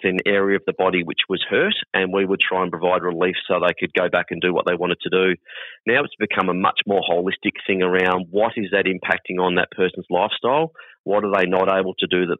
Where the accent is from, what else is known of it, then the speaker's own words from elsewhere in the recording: Hoppers Crossing, Victoria, Australia; I'm born and bred Hoppers boy